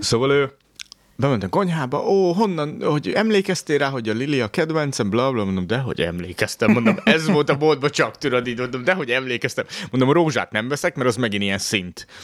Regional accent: Tiszántúl, Hungary; moved away; én Tiszántúli gyerek vagyok

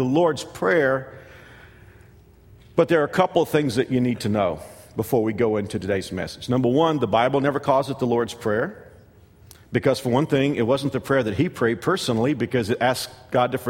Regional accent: United States; Growing up in America

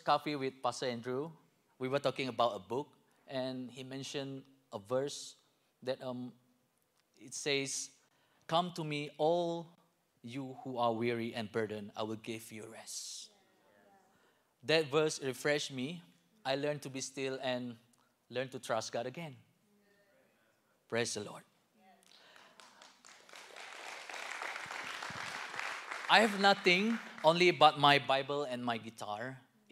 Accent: Malaysia; moved away as an adult; now in Lawrence, United States; I'm from Malaysia

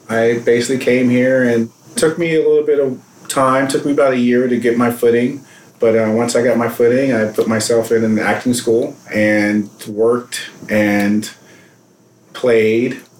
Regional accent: New York, United States; I'm a New Yorker

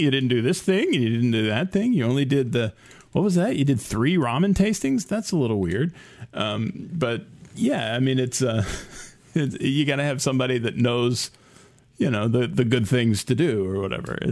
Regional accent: United States; as an American

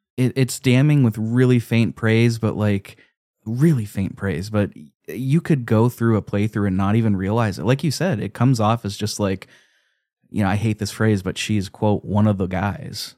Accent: United States; I'm an American

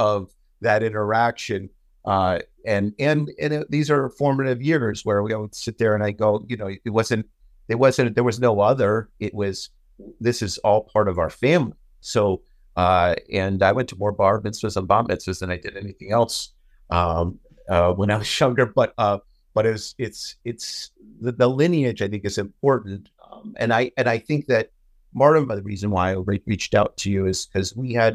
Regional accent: United States; I was born here in America, but I grew up in a Jewish community

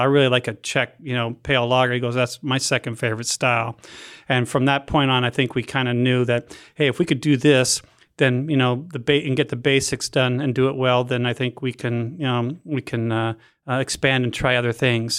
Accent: Canada; moved away; growing up in Canada

